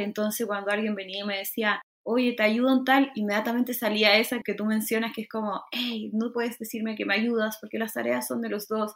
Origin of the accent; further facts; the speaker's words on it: Chile; estoy como muy chilena hoy, hoy y siempre